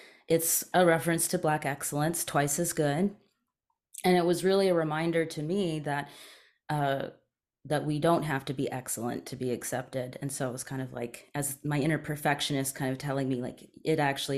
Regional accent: East Coast, Canada; also born or lived in Toronto / Maryland; I grew up between the East Coast of Canada and the East Coast of the United States. So I was born in Canada, moved around a lot between the East Coast and Toronto

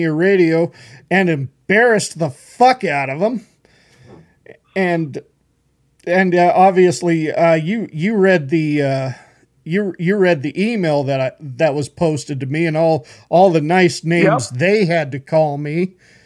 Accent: Horseshoe Bend, Idaho, United States; also born or lived in South Carolina / Tennessee; I grew up in Horseshoe Bend. That's my home

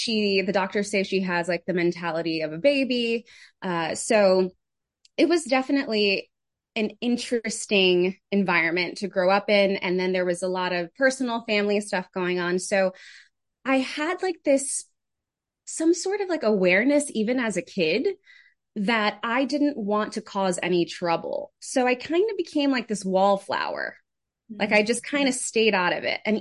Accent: New York City, New York, United States; also born or lived in Connecticut; now in Jersey City, United States; I grew up in the Bronx. So New York native, loud and proud.

